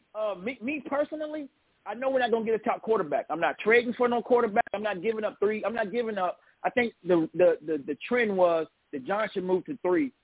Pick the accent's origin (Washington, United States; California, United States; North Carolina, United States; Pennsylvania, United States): North Carolina, United States; I'm a Tar Heel boy. I'm from Carolina